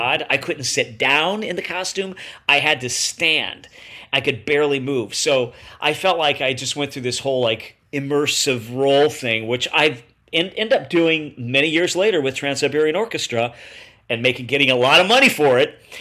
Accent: Bradford, Illinois, United States; also born or lived in Peoria, Illinois; I grew up in Bradford, Illinois

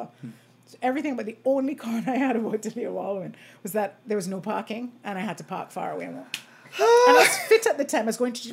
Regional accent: Montserrat; moved away as an adult; also born or lived in Canada; now in St. Kitts, Saint Kitts and Nevis; I was born here, but I grew up in Montserrat.

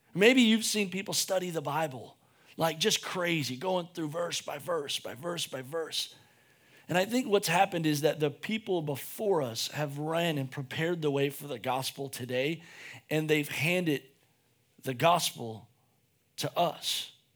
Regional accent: United States; we're American

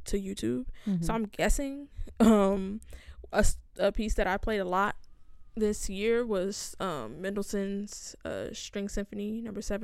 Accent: Inglewood, California, United States

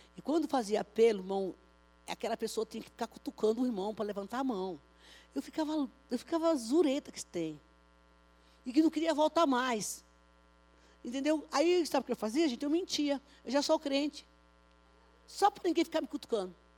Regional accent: Bahia, Brazil; now in São Paulo, Brazil; lá na minha terra, viu? Lá na Bahia

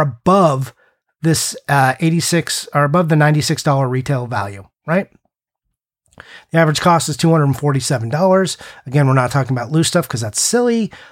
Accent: United States; I am super American

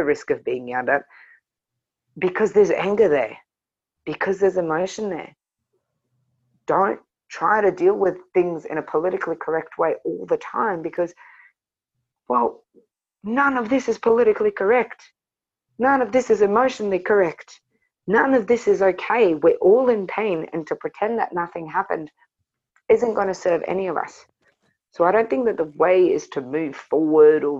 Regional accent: the Kimberley, Western Australia, Australia; moved away as an adult; also born or lived in Broome; growing up in the Kimberley, we don't celebrate Australia Day in Aboriginal communities

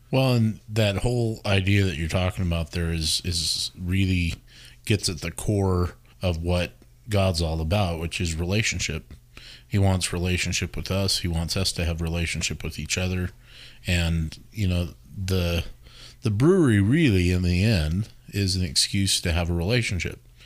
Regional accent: Wyoming, United States; moved away; I grew up in Wyoming and, uh, grew up in a very straight-laced, you know, religious church experience

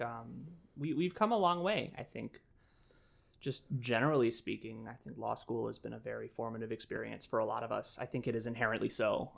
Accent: Nashville, Tennessee, United States; now in Chicago, United States; I grew up in Nashville, Tennessee, despite having been born here in Chicago. Uh, spent all my formative years in Nashville

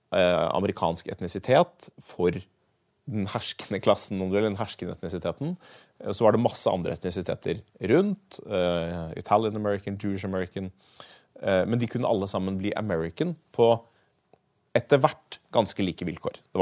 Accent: Norway; Altså hvis jeg nå i voksen alder reiser til Belgia, så vil jeg jo aldri slutte å tenke at jeg er norsk.

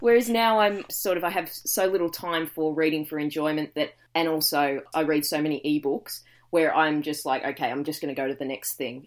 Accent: Dandenong Ranges, Victoria, Australia; now in Gold Coast, Australia; I grew up in the Dandenong Ranges

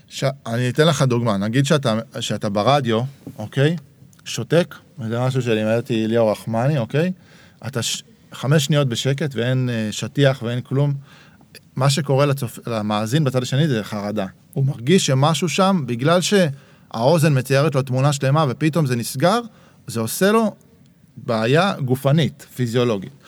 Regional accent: Herzliya, Tel Aviv District, Israel; moved away as an adult; also born or lived in Jerusalem; אבא שלי במקור היה ירושלמי, אחר כך גדלתי בהרצליה

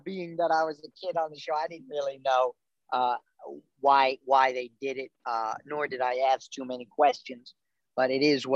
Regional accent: New Jersey, United States; growing up in New Jersey

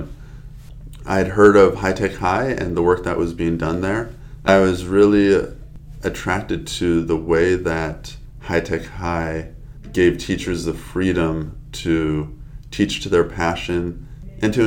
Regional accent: San Diego, California, United States; I'm born and raised in San Diego

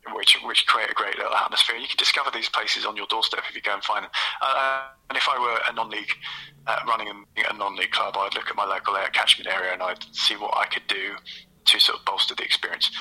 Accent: London, United Kingdom; also born or lived in Kent; I grew up between in South London and then kind of in Kent

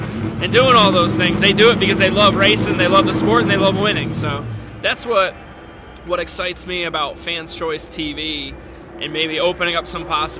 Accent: Connecticut, United States; moved away; I'm from Connecticut

